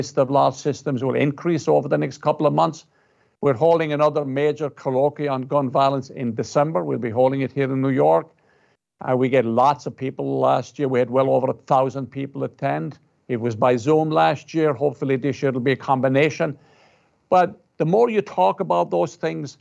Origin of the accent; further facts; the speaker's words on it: Ireland; now in United States; I'm Irish. And I'm from Ireland